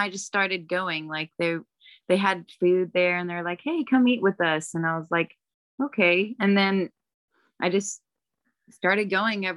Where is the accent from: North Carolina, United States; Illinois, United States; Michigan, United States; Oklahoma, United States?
Oklahoma, United States; also born or lived in Stillwater, Oklahoma / Georgia / Kentucky; I'm originally from Oklahoma, was born in Stillwater, but, my mom moved when I was 2